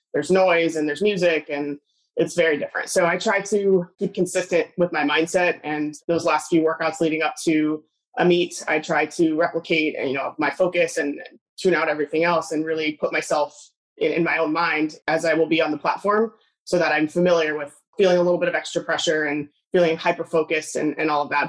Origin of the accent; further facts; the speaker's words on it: Southern California, United States; I grew up in California. Maybe it's Southern California.